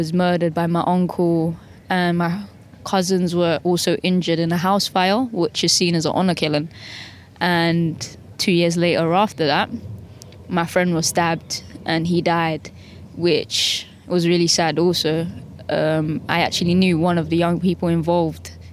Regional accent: London, United Kingdom; Growing up in Southeast London

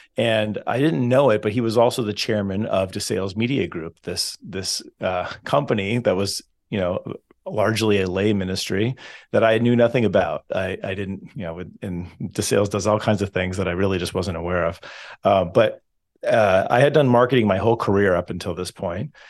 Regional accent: Southern California, United States; I'm originally from Southern California, so the west, but not the northwest

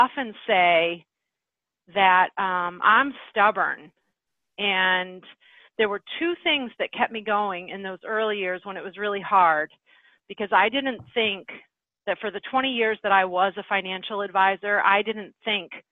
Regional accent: Midwest, United States; moved away as an adult; also born or lived in New England; I was from the Midwest

